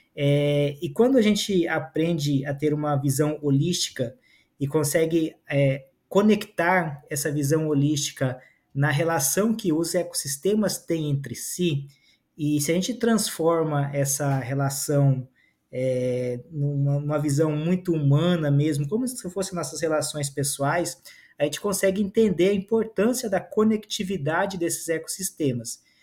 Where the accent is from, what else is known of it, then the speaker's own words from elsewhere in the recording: Amazon, Brazil; also born or lived in southern Brazil; eu vim do sul do Brasil para a Amazônia, ainda bebê, no colo da minha mãe